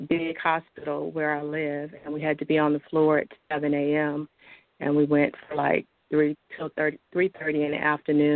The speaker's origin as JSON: {"language": "English", "region": "North Carolina", "country": "United States", "tie": "born or raised there", "said": "I was born and raised in North Carolina and been here all my life."}